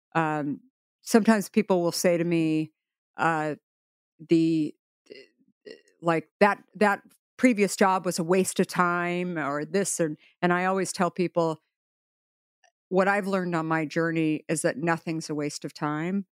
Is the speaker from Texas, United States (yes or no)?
no; Arizona, United States; I grew up in Arizona.